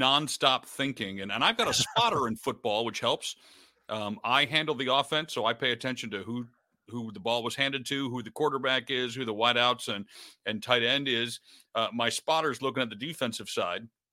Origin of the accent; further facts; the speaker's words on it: Detroit, Michigan, United States; I grew up in Detroit